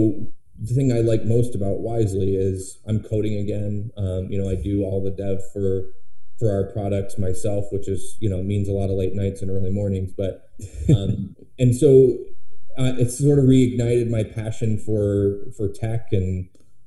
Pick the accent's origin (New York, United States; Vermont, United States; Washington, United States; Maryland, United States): Vermont, United States; moved away as an adult; I grew up in Vermont. My whole family's here. And in 2014, we decided to move back